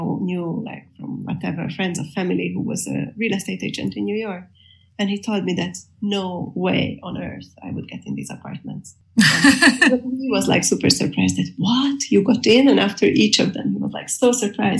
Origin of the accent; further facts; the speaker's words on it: Budapest, Hungary; I'm an artist from Budapest